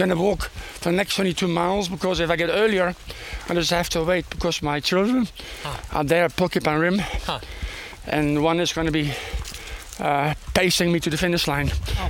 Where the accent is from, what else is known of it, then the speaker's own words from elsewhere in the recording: Netherlands; also born or lived in South Africa; now in Houston, United States; Originally from Holland